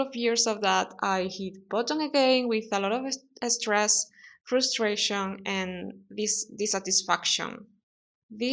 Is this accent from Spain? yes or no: yes; Spain; English is a second language; moved away as an adult; also born or lived in London; leave my hometown in Spain